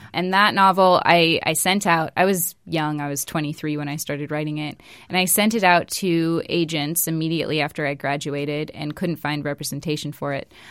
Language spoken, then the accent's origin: English; West Coast, United States; moved away; I'm from the West Coast, so I say in the neighborhood